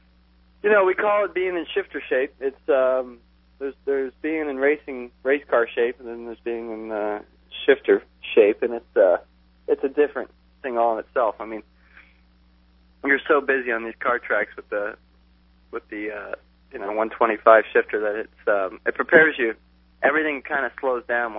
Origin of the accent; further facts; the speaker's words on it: South Florida, United States; now in California, United States; I'm from South Florida and started racing in Naples and Sarasota and Miami